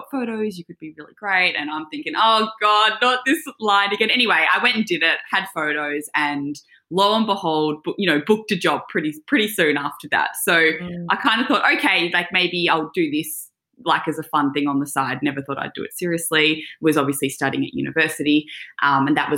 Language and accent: English; Mornington Peninsula, Victoria, Australia; I grew up on the Mornington Peninsula running around barefoot, riding my horse, surfing